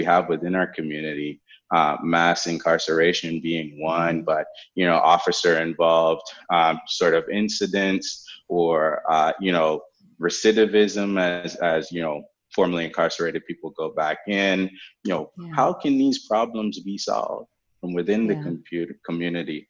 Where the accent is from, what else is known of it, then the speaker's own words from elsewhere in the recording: Jamaica; also born or lived in Norfolk, Virginia, United States; now in United States; I grew up in Jamaica without a computer